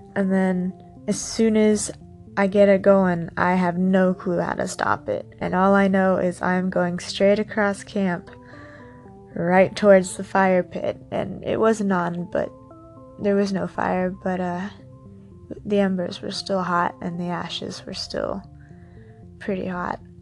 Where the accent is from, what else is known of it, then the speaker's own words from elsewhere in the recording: San Diego, California, United States; I grew up in San Diego, so the desert was only two hours away.